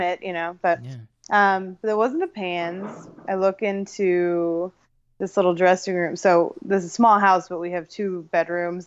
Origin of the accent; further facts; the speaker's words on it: Ohio, United States; I'm from Ohio.